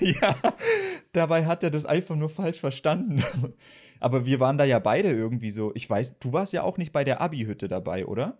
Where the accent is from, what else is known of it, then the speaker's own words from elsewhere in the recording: Baden-Württemberg, Germany; bei uns in Baden-Württemberg war es auf jeden Fall so, dass es dann G8 gab